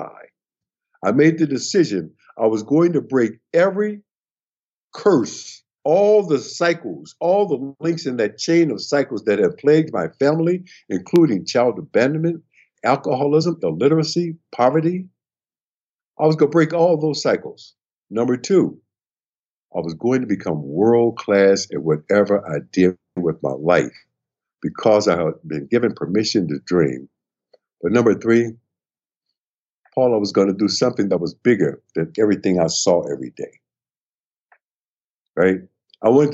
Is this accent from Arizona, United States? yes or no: no; Milwaukee, Wisconsin, United States; my hometown, Milwaukee, Wisconsin, standing in front of the elementary school that I went